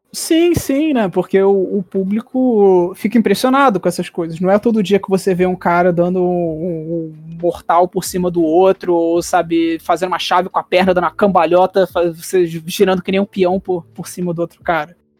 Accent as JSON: {"language": "Portuguese", "region": "Rio de Janeiro", "country": "Brazil", "said": "Mesmo sendo carioca"}